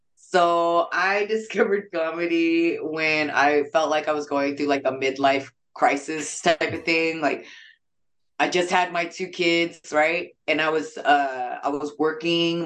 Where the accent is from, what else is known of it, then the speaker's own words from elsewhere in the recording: San Jose, California, United States; also born or lived in Japan; So I was just raised in San Jose. I wasn't born in San Jose.